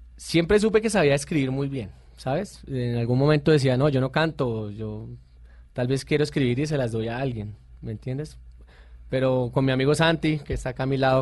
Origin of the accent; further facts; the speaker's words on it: Bogotá, Bogotá Capital District, Colombia; also born or lived in Puerto López, Meta; nazco en un pueblo que se llama Puerto López Meta, pero me crié acá en Bogotá